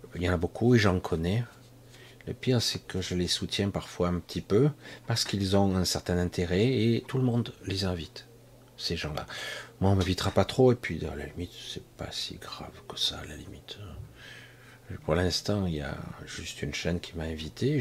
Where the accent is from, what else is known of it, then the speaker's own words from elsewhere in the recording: France; je ne suis pas d'origine de la France, mais je suis né en France